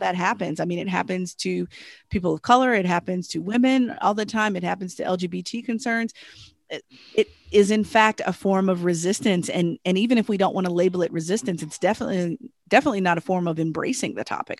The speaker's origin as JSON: {"language": "English", "region": "Southern Virginia", "country": "United States", "said": "I'm from Southern Virginia"}